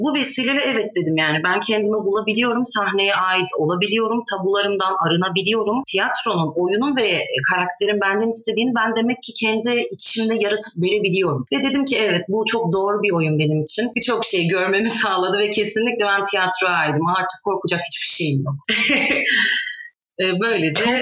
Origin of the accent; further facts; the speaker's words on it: Adana, Turkey; moved away as an adult; also born or lived in Şanlıurfa / Bursa; now in Sivas, Turkey; 25 yaşındayım. 22 Kasım 1995 yılında dünyaya geldim. Ee, Şanlıurfa doğumluyum. 3 aylık iken ben Adana'ya göçmüş ailem. Yani ikinci memleketim Adana aslında. Akabinde 18'ime kadar Adana'da e, okudum.